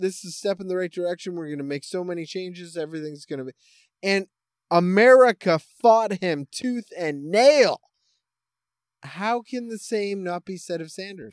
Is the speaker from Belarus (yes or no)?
no; Canada; I am Canadian